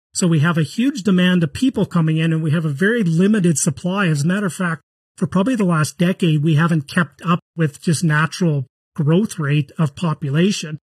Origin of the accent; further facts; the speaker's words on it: Canada; I'm from Canada